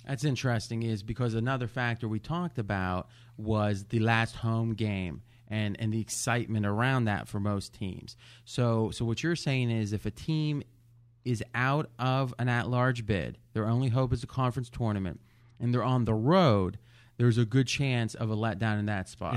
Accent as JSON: {"language": "English", "region": "Ohio", "country": "United States", "tie": "born or raised there", "moved": "as an adult", "lives_now": "Las Vegas, United States", "said": "growing up in Ohio"}